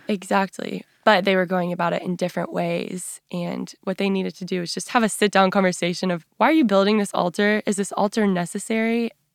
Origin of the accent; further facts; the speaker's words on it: West Texas, United States; So I grew up in West Texas